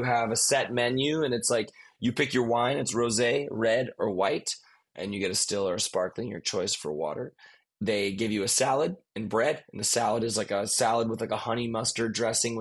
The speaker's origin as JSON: {"language": "English", "town": "Highland Park", "region": "Illinois", "country": "United States", "tie": "born or raised there", "said": "the city that I grew up in Illinois, in Highland Park, Illinois"}